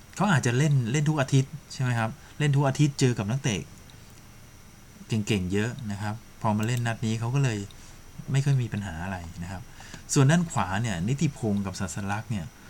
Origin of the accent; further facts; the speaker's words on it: Sukhothai, Thailand; now in Chiang Rai, Thailand; บ้านเกิดผมเป็นคนสุโขทัยแต่ตอนนี้มีครอบครัวอยู่ที่เชียงรายนะครับ